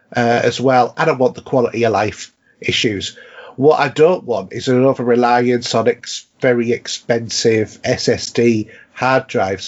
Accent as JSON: {"language": "English", "region": "Yorkshire and the Humber", "country": "United Kingdom", "said": "we have a saying in North Yorkshire that, you know, as a Yorkshireman"}